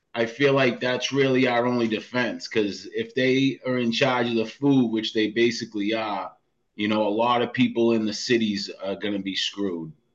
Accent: Boston, Massachusetts, United States; moved away as an adult; now in Franklin, Massachusetts, United States; I grew up in the projects in South Boston

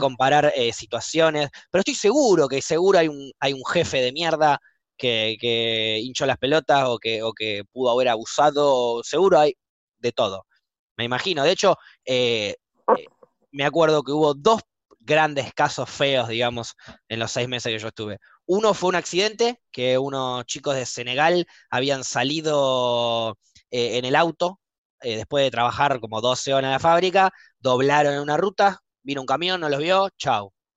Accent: Argentina; moved away as an adult; also born or lived in New Zealand; como éramos argentinos

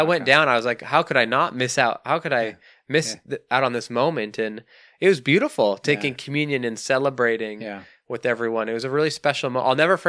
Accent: Canada; accent: Canadian; Mukattam is how I would pronounce it in my Canadian lazy accent.

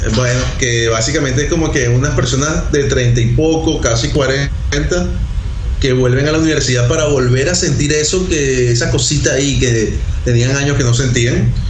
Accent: Venezuela; Nosotros somos venezolanos

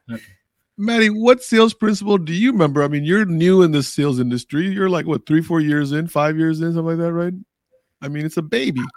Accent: Arlington, Virginia, United States; when I was in third or fourth grade in Arlington, Virginia

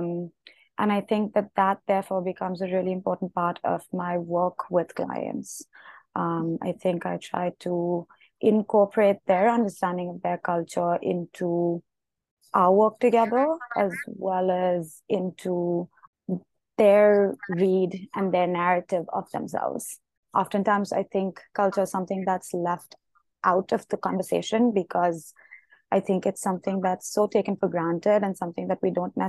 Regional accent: India; moved away as an adult; now in United States; I grew up in India. I've been to boarding school abroad. I'm currently in the US and have been here for a few years

